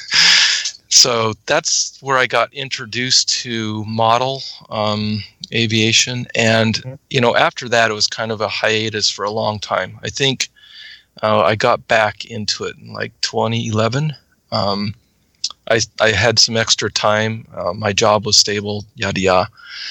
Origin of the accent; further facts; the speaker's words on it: Missoula, Montana, United States; now in Worcester, United States; I grew up in Missoula, Montana, which is western Montana